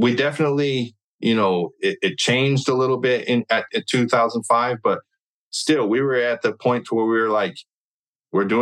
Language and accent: English; California, United States; I'm from California